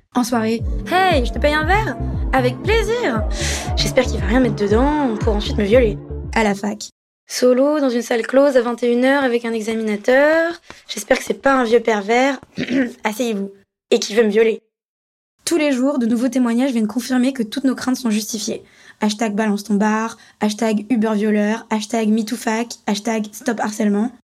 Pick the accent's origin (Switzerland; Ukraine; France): France; Paris, Île-de-France; j'ai grandi à Paris, j'ai pris le métro très tôt